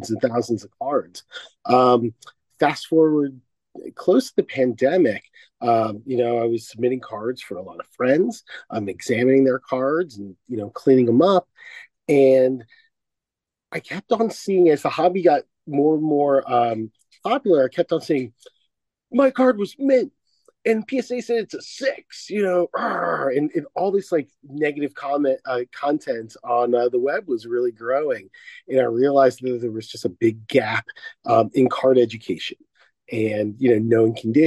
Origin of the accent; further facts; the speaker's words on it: Washington, District of Columbia, United States; also born or lived in San Diego, California; now in California, United States; I grew up on the East Coast in Washington, D.C., and I moved out to California.